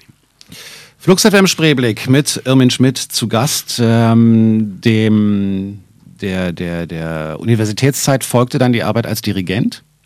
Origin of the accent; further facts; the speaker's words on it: Berlin, Germany; hier zwei echte Berliner sitzen